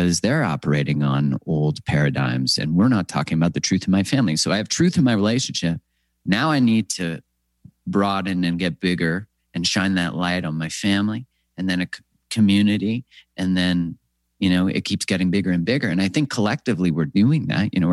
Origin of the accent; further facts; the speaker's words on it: Canada; I'm from Canada